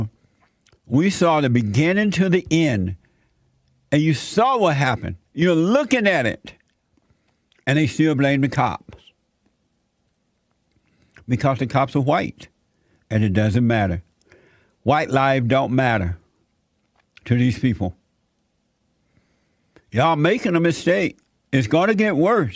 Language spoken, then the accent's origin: English; Alabama, United States; now in Los Angeles, United States; when I was growing up in Alabama, Atlanta was like 2 hours away from where I lived growing up.